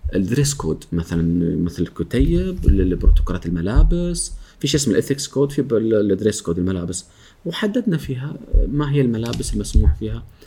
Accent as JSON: {"language": "Arabic", "country": "Oman", "said": "احنا عندنا في عمان"}